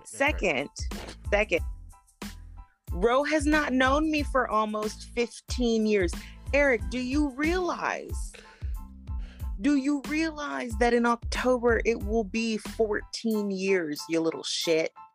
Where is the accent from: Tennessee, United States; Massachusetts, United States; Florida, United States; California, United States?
Florida, United States; moved away; I lived in Florida. I grew up in Florida